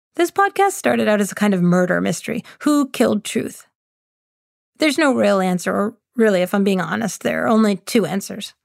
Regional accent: West Boylston, Massachusetts, United States; When I grew up in West Boylston

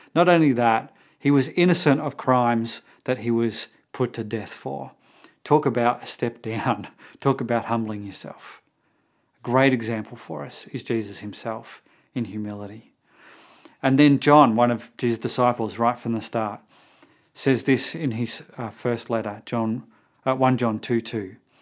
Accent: Australia; for us Australians

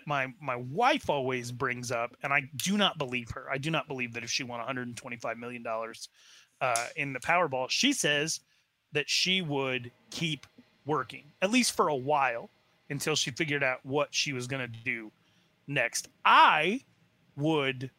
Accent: Wyoming-Montana border, United States; also born or lived in Arizona, United States; now in North Carolina, United States; I'm from the Wyoming-Montana border.

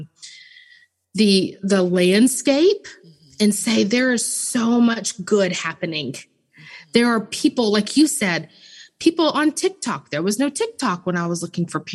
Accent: Memphis, Tennessee, United States; I'm originally from Memphis

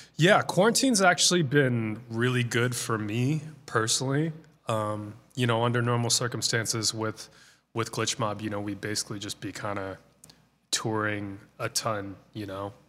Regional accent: Boston, Massachusetts, United States; moved away as an adult; now in Los Angeles, United States; I basically grew up in the Boston area.

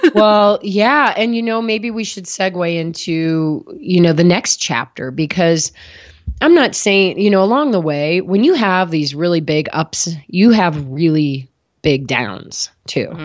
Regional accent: Midwest, United States; moved away as an adult; also born or lived in New Haven, Connecticut / San Diego; now in Boulder, United States; I grew up in the Midwest

